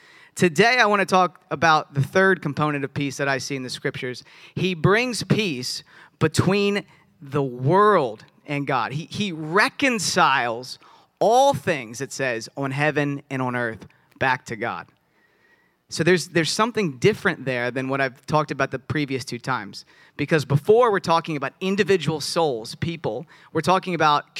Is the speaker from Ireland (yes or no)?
no; Virginia, United States; I'm from Virginia